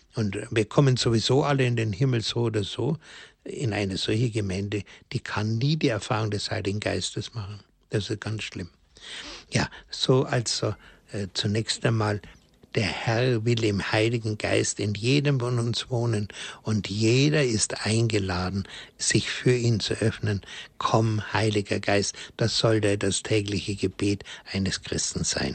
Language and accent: German; Germany; also born or lived in Königsdorf; bei uns in Deutschland